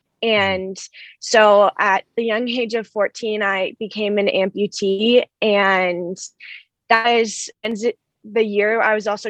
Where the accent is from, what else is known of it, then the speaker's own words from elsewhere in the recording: Denver, Colorado, United States; moved away as an adult; also born or lived in High Point, North Carolina; I'm coming from Denver, Colorado, and this is my home